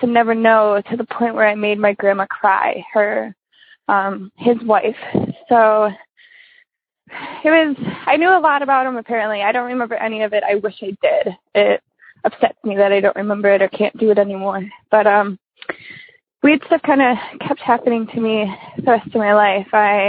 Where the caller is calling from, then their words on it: Wisconsin, United States; from Wisconsin.